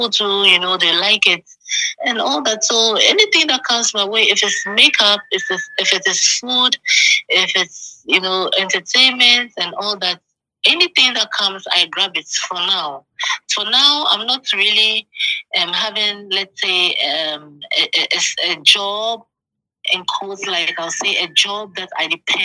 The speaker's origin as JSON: {"language": "English", "town": "Accra", "region": "Greater Accra", "country": "Ghana", "tie": "born or raised there", "also_born_or_lived": "Tema", "said": "I was born in Accra in Usu, and I lived all my life growing up in Accra."}